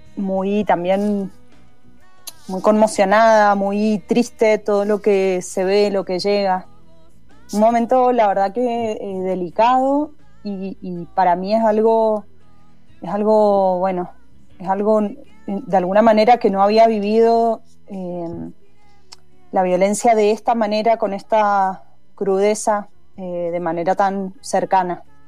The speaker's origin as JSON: {"language": "Spanish", "region": "Mendoza", "country": "Argentina", "tie": "born or raised there", "said": "Yo soy de la calle Godoy Cruz, eh, crecí en Godoy Cruz entre Patricia y Mitre"}